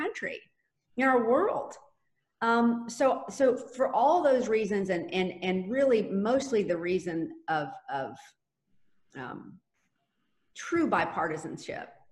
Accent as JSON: {"language": "English", "town": "Jacksonville", "region": "Florida", "country": "United States", "tie": "born or raised there", "said": "And I was born and raised here. I was born and raised on the South Side"}